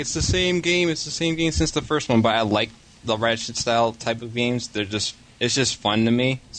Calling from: Detroit, Michigan, United States; This is … from Detroit.

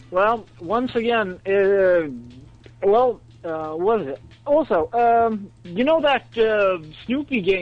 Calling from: Sweden; from uh, Sweden.

